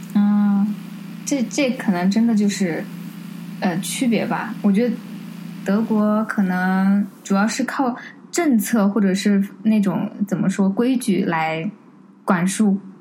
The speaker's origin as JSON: {"language": "Chinese", "region": "Sichuan", "country": "China", "said": "我们四川人"}